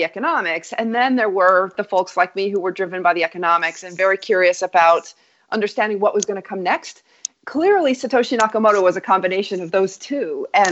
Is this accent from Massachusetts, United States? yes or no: no; Wyoming, United States; moved away as an adult; also born or lived in New York; I grew up in Wyoming and spent 22 years on Wall Street